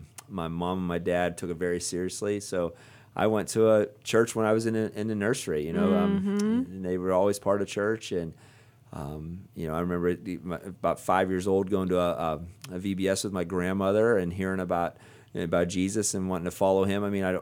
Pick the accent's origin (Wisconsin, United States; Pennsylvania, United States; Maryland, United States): Pennsylvania, United States; Nanticoke; now in Ohio, United States; I come from a little town called Nantyglow.